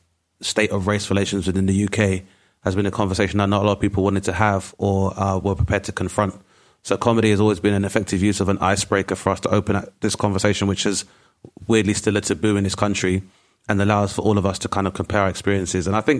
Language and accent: English; Grenada; now in United Kingdom; Obviously, Gina being Nigerian, Lenny being Jamaican, myself being from Grenada, just for an example, is that there is nuance to each one of those stories.